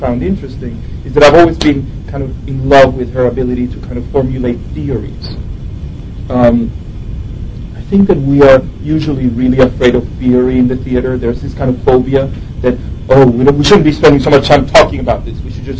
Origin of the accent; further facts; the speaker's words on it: Venezuela; English is a second language; moved away as an adult; now in New York, United States; here I was coming from Venezuela, and I arrived in New York